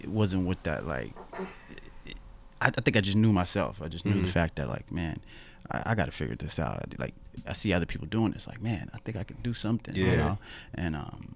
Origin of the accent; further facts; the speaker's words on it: Seattle, Washington, United States; Grew up in Seattle